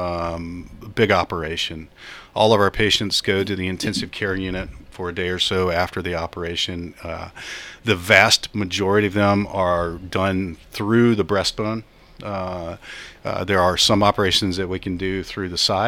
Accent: Chattanooga, Tennessee, United States; I'm from East Tennessee. I'm from Chattanooga

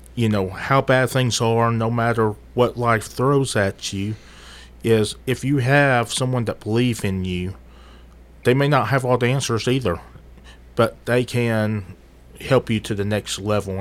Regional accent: Murfreesboro, Tennessee, United States; moved away as an adult; also born or lived in United Kingdom; for the most part, I grew up here in Murfreesboro

